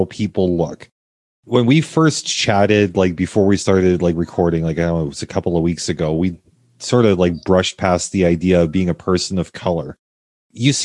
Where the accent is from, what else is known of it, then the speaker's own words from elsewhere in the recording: Canada; also born or lived in United States; my experience as a Canadian